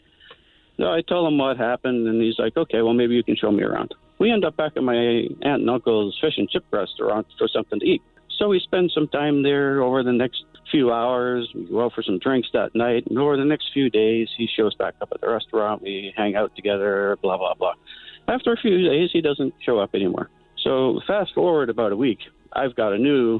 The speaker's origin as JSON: {"language": "English", "town": "St. John's", "region": "Newfoundland and Labrador", "country": "Canada", "tie": "born or raised there", "said": "I'm 18 years old, growing up in St. John's, Newfoundland."}